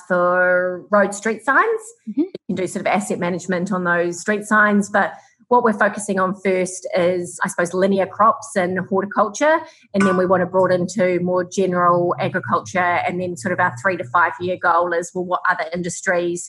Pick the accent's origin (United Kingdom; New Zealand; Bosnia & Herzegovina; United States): New Zealand; I grew up in New Zealand